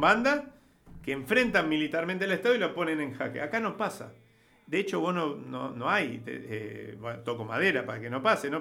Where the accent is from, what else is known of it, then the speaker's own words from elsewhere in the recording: Rosario, Santa Fe, Argentina; Acá estamos en Santa Fe, yo soy de Rosario